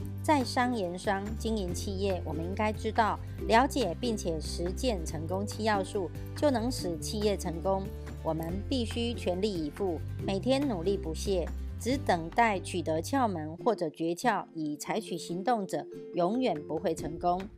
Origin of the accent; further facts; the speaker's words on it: Miaoli, Miaoli County, Taiwan; 今天要为大家导读的主题是成功的秘诀。